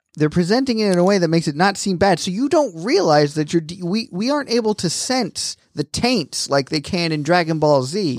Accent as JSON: {"language": "English", "region": "Florida", "country": "United States", "tie": "born or raised there", "moved": "yes", "said": "growing up in Florida"}